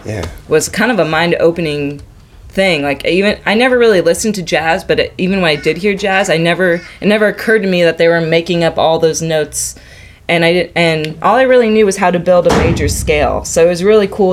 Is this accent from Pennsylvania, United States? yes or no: no; Southern California, United States; moved away as an adult; also born or lived in Boston; I grew up in Southern California